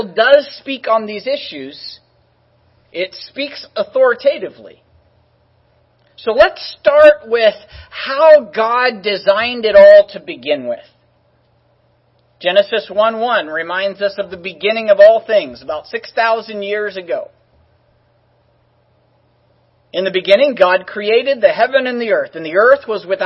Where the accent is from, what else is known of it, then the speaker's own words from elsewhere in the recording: California, United States; I was from California